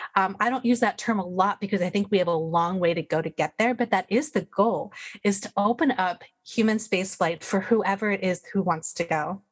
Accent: United States; I'm American

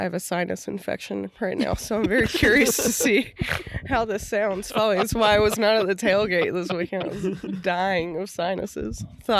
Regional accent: Oklahoma City, Oklahoma, United States; also born or lived in New York / Perth, Australia; I grew up in Oklahoma City. Went to Putnam City North High School for reference. So Northwest Oklahoma City. Came to Oklahoma State as an undergrad and graduate student. Went back to Oklahoma City to work.

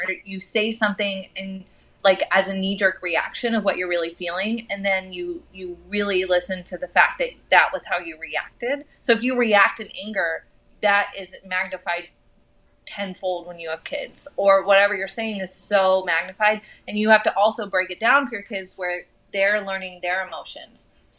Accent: Houston, Texas, United States; also born or lived in New Mexico / Arizona; And I grew up in Houston. I grew up in New Mexico. I grew up in Arizona.

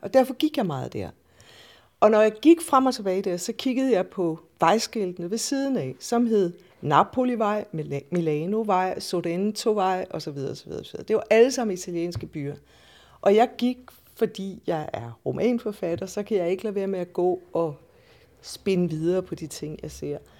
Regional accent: Randers, Central Denmark Region, Denmark; also born or lived in Aalborg / Odsherred; now in Copenhagen, Denmark; Jeg er fra Jylland, eller nærmere, jeg er født i Odshavet, og vokset op i Randers og i Aalborg

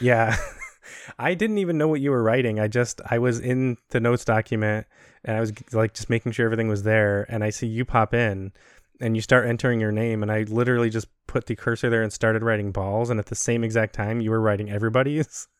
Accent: Chicago, Illinois, United States; moved away as an adult; also born or lived in Maxwell Air Force Base, Alabama; we're from Chicago, and so we're used to planes from O'Hare and Midway

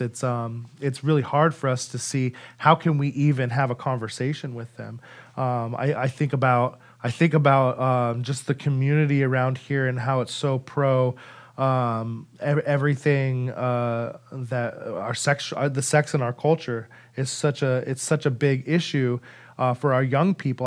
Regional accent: Idaho, United States; moved away; I'm from Idaho

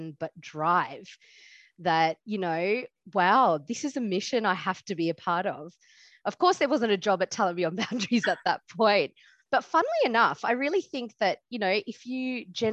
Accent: Australia; I was born in Australia.

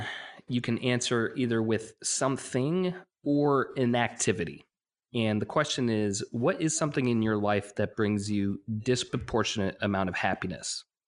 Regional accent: New York, United States; also born or lived in Washington, D.C.; I grew up in New York, but then also found myself in D.C. for about 4 years

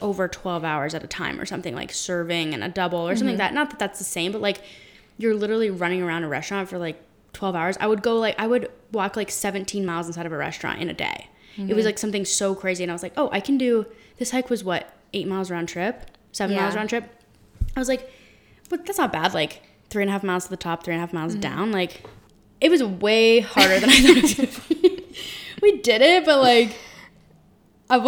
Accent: Colorado, United States; we're both from Colorado, born and raised

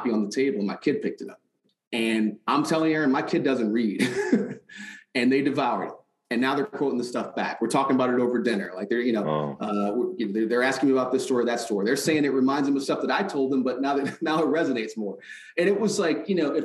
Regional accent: Detroit, Michigan, United States; growing up in Detroit

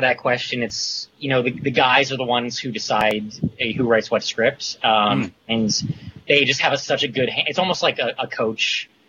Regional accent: Cherry Hill, New Jersey, United States; moved away as an adult; now in Los Angeles, United States; my hometown in Cherry Hill, New Jersey

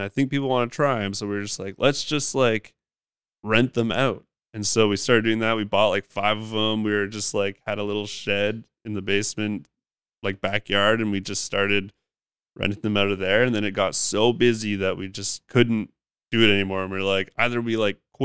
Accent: Haida Gwaii, British Columbia, Canada; now in Vancouver, Canada; growing up on Haida Gwaii and doing forestry

